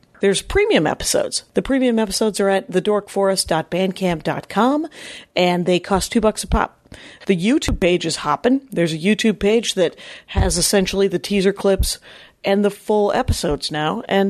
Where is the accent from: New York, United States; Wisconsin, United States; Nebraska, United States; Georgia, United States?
Wisconsin, United States; because we're from Wisconsin.